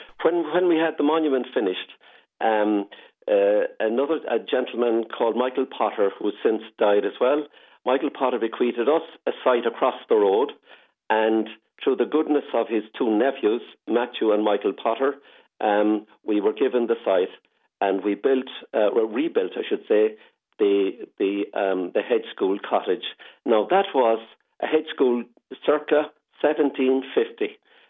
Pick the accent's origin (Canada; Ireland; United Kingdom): Ireland; Corbally, Munster; moved away; I came out here from Corbally in 1978 to join these lovely people. And I loved Corbally, but I loved the country as well.